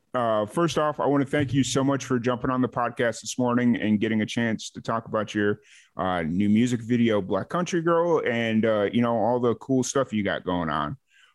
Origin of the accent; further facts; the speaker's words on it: Chicago, Illinois, United States; I grew up in Illinois. I grew up on the south side of Chicago